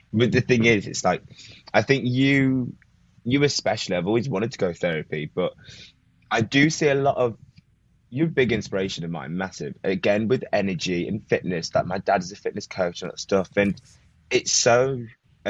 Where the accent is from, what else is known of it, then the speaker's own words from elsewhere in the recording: Leicester, East Midlands, United Kingdom; From Leicester. So not London, but just a little bit out, not too far.